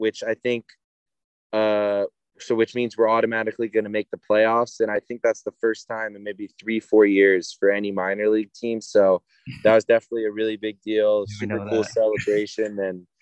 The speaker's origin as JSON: {"language": "English", "town": "Oceanside", "region": "California", "country": "United States", "tie": "born or raised there", "said": "I grew up in Oceanside, hour and a half away"}